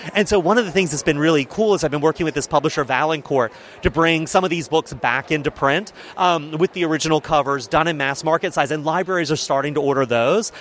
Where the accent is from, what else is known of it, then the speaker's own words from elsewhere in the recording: Charleston, South Carolina, United States; I grew up in Charleston, South Carolina, in this little suburb called Mount Pleasant